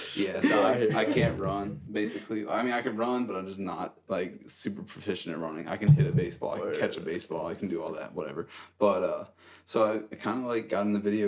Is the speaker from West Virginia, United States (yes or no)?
yes; Summit Point, West Virginia, United States; also born or lived in Fairfax, Virginia / Manassas, Virginia; I was born in... Fairfax, Virginia, and I lived in Manassas for the first 6-7 years of my life in a townhouse with my mom and my dad. Then one of my brothers were born. We got too big for the townhouse, and my dad luckily had the money to build a little house out here in Summit Point